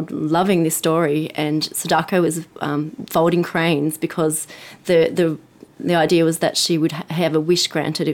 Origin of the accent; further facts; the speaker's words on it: Sydney, New South Wales, Australia; moved away as an adult; also born or lived in Boston; I'm from Sydney.